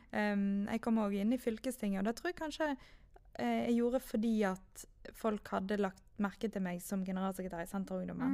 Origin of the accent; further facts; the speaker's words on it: Manger, Vestland, Norway; now in Knarvik, Norway; kommer fra Manger og har vokst opp